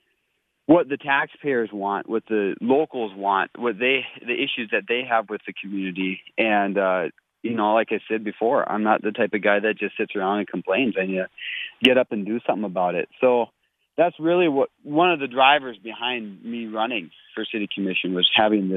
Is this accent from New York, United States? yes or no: no; Minnesota, United States; moved away as an adult; now in Bismarck, United States; I grew up in Minnesota and moved out here almost straight out of high school